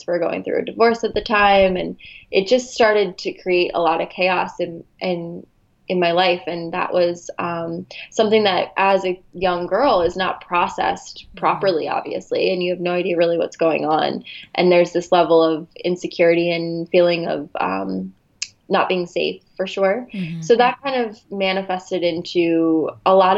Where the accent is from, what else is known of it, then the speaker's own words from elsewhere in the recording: New Jersey, United States; moved away as an adult; also born or lived in Philadelphia area / Arizona; now in Los Angeles, United States; I grew up in New Jersey